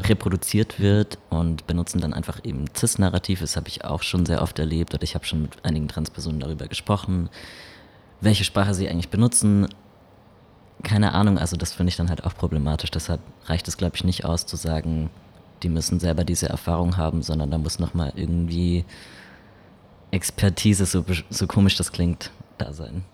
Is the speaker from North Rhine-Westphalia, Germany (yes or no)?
no; Baden-Württemberg, Germany; ich komme aus Baden-Württemberg